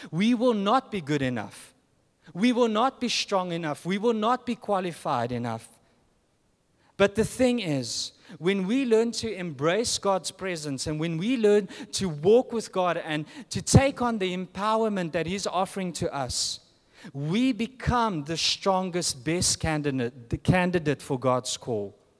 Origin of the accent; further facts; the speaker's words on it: South Africa; moved away; I'm from South Africa.